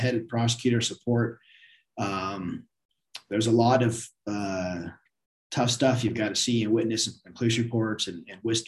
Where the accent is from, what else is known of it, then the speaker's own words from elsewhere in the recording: Lake Forest, California, United States; I grew up in Orange County, grew up in Lake Forest